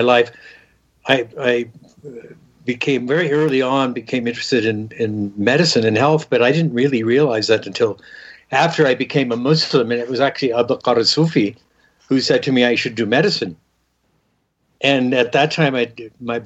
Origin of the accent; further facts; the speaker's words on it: Southern California, United States; also born or lived in Denver, Colorado; I grew up in Southern California, born in Denver, Colorado